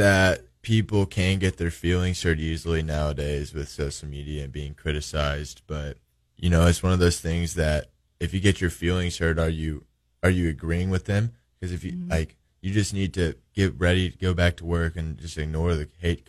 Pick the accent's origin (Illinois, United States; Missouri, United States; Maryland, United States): Missouri, United States; near Springfield; It's right next to my hometown. My parents can come see me anytime they want when we're at home. I like living in Springfield. I wanted to stay close to my house.